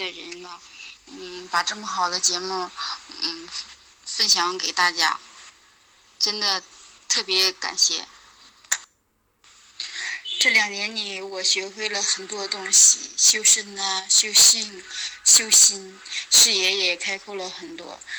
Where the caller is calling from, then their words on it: Anshan, Liaoning, China; 梧桐老师好，我是来自辽宁鞍山的听友。